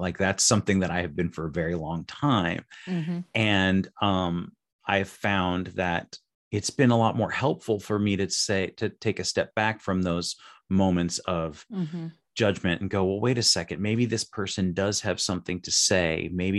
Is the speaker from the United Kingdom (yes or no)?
no; Las Vegas, Nevada, United States; So I'm from Las Vegas, Nevada, and I know a little bit about playing cards.